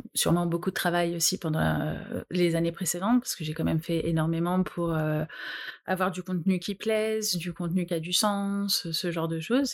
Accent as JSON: {"language": "French", "region": "Normandy", "country": "France", "said": "je viens de Normandie"}